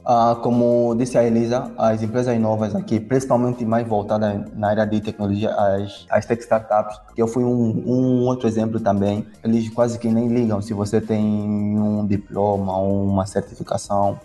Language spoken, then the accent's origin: Portuguese; Angola; nossa origem como africanos ou como angolanos